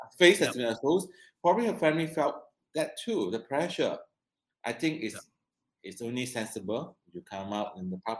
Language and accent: English; Malaysia; I'm a Malaysian, I'm born here